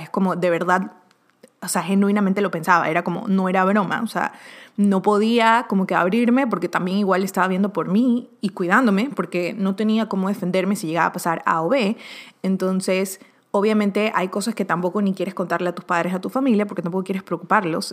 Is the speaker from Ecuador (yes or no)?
yes; Ecuador; now in Miami, United States; de Ecuador, de los que lo conocía del colegio de allá